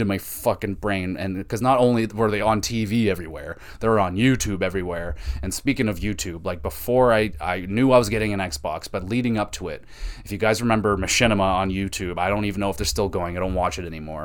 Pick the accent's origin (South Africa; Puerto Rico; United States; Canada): Canada; as a Canadian